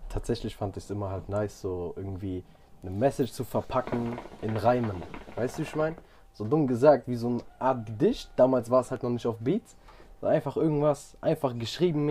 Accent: near Frankfurt, Hesse, Germany; ich bin 19, ich komme aus Nähe Frankfurt, ich mache Mucke.

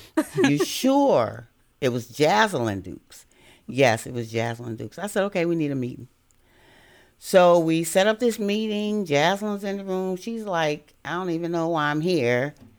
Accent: Chicago, Illinois, United States; moved away as an adult; now in Virginia, United States; I was born in Chicago, Illinois, and that's where I attended schools

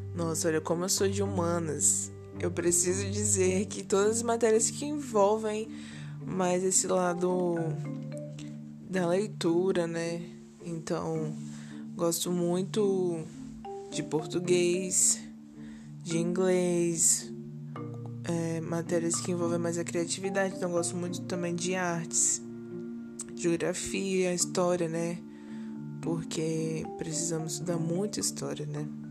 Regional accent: Colatina, Espírito Santo, Brazil; nasci em Colatina, no Espírito Santo, Brasil, no dia 16 de abril de 1998.

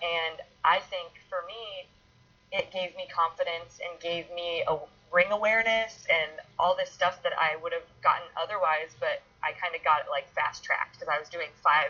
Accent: Iowa, United States; now in Los Angeles, United States; And then I came out to LA from Iowa and I was doing the acting thing

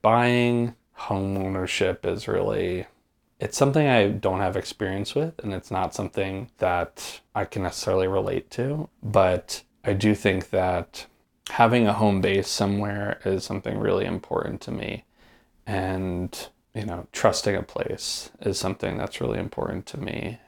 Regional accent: Poughkeepsie, New York, United States; growing up where I grew up in the Hudson Valley

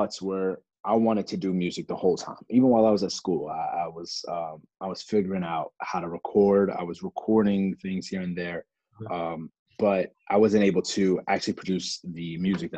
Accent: Lorton, Virginia, United States; also born or lived in Alexandria, Virginia; Grew up in Northern Virginia, raised in different parts. Originally lived in parts of Alexandria

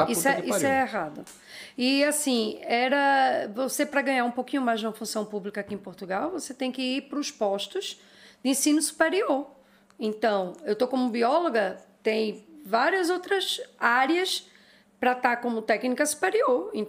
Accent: Brazil; Não é porque eu sou brasileira que eu tenho que estar tá caladinha.

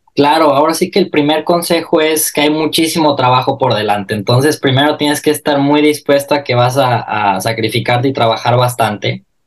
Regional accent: Mexico; now in Milan, Italy; como mexicano

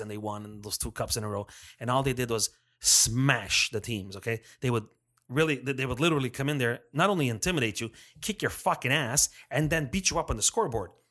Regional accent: Montreal, Quebec, Canada; we're from Montreal

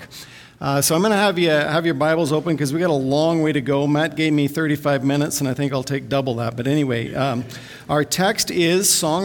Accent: Vancouver, British Columbia, Canada; I'm from Vancouver

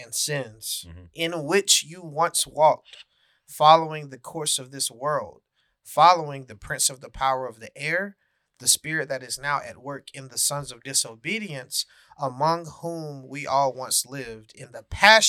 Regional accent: the South, United States; Yeah, I mean, we growing up in the South, you hear that analogy

